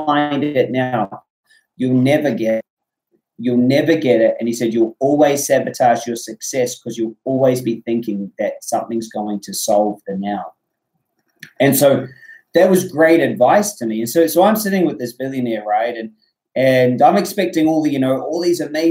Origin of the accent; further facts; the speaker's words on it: New Zealand; I'm from New Zealand